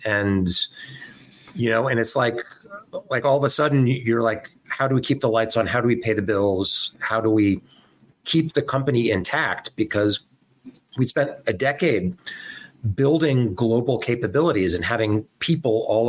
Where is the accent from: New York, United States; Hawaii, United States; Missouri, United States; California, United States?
California, United States; Southern; I grew up in Southern California